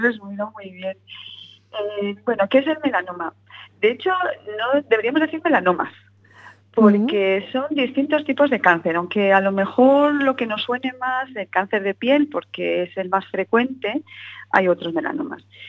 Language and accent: Spanish; A Coruña, Galicia, Spain; moved away as an adult; now in Madrid, Spain; Yo estudié, bueno, desde tenía un añito hasta los 18, 19, así que yo me siento muy coruñesa